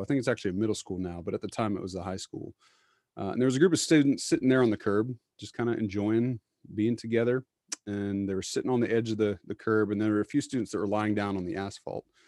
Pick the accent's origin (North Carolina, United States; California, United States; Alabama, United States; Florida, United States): North Carolina, United States; Charlotte; I grew up in Charlotte, went to a very large PCA church there, um, went to college in Charlotte, went to seminary in Charlotte